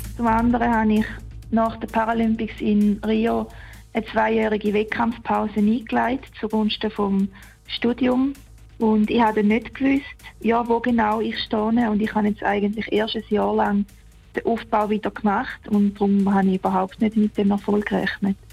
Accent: Mettendorf, Thurgau, Switzerland; in Mitterdorf, wo ich aufgewachsen bin

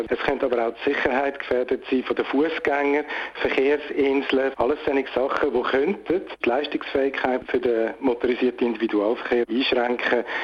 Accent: Ticino, Switzerland; Ich hoffe nicht, dass ich in Pole Position stehe, weil ich ein Tessiner.

